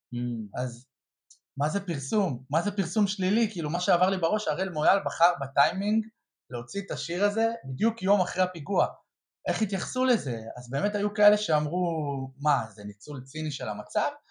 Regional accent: Or Yehuda, Central District, Israel; גדלתי באור יהודה

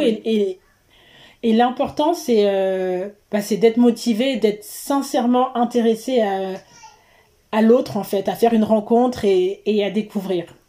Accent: Seine-et-Marne, Île-de-France, France; also born or lived in Guadeloupe; je viens d'Île-de-France, de Seine-et-Marne particulièrement

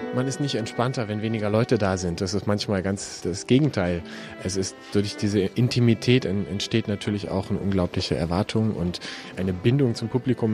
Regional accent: Berlin, Germany; moved away as an adult; now in Munich, Germany; Habe vorher studiert noch in, in, Berlin sehr lange, wo es so meine Heimat ist

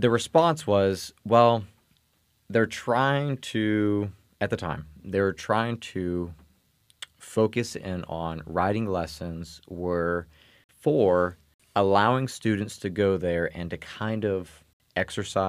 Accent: East Coast, United States; moved away; I grew up on the East Coast, but then I lived for a while over on the West Coast

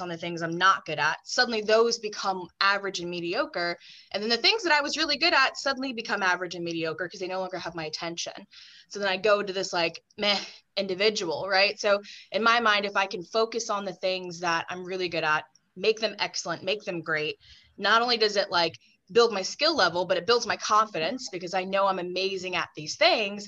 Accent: Texas, United States; moved away as an adult; also born or lived in Long Island, New York; now in New York, United States; I'm originally from the South. You all know I'm from Texas

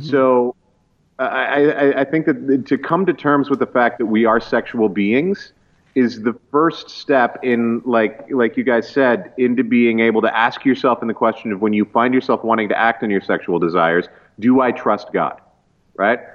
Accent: East Coast of Canada, Atlantic Canada, Canada; I grew up in the East Coast

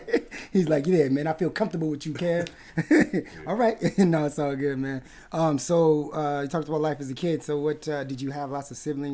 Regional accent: Palm Springs, California, United States; born or raised there; also born or lived in Wisconsin / Los Angeles; now in Vancouver, Canada

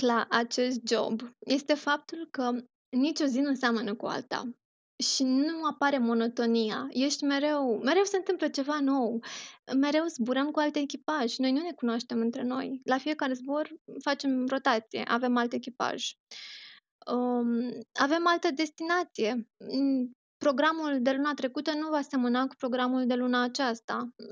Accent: Romania; moved away as an adult; now in Doha, Qatar; de atunci uh, mă întorc în România foarte rar, doar în concediu

